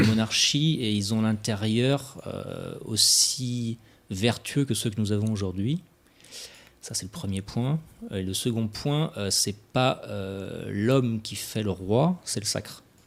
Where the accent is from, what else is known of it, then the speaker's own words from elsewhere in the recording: Brittany, France; en tant que Breton